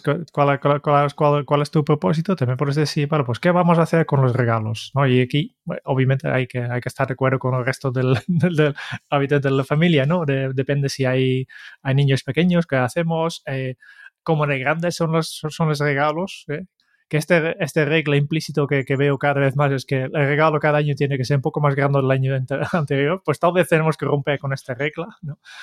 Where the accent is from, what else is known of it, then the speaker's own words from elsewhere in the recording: Netherlands; Spanish is a second language; now in Spain; soy, holandés